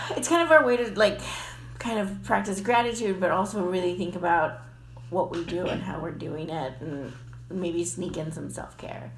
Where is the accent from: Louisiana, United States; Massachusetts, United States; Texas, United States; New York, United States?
Texas, United States; the Valley; now in San Antonio, United States; I'm from the Valley, so I'm not really a San Antonian